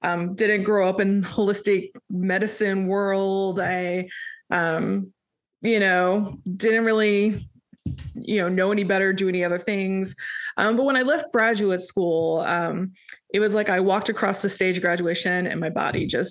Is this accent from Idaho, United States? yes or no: no; Indiana, United States; moved away as an adult; also born or lived in New York City, United States; now in Atlanta, United States; originally hail from the harvest land state of Indiana.